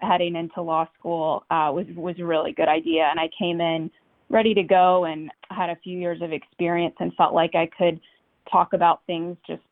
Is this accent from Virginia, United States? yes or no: yes; Charlottesville, Virginia, United States; moved away as an adult; now in Washington, D.C., United States; I grew up in Charlottesville, Virginia